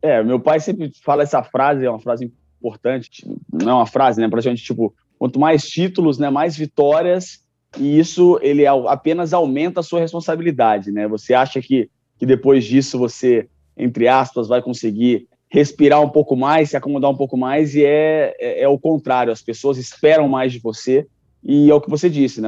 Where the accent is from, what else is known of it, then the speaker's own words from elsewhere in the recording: Rio de Janeiro, Brazil; o Maracanãzinho, né, um templo do esporte, onde eu nasci, que assisti muitos jogos ali dentro do Maracanãzinho